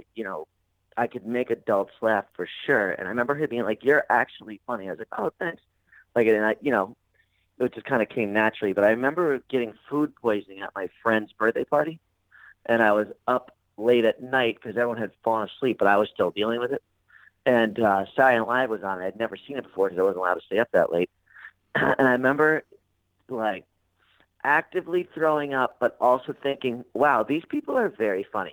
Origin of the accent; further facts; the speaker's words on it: Albany, New York, United States; moved away; From upstate New York. I was born in Albany.